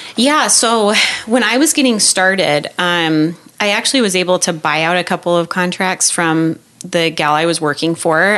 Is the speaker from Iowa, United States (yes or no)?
yes; Iowa, United States; back home in back Iowa.